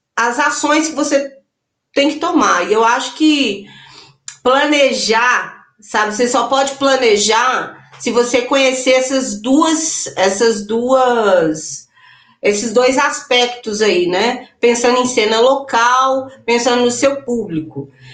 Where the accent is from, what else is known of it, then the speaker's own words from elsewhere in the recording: interior of Minas Gerais, Brazil; also born or lived in Belo Horizonte; eu sou de BH, mas eu cresci aqui no interior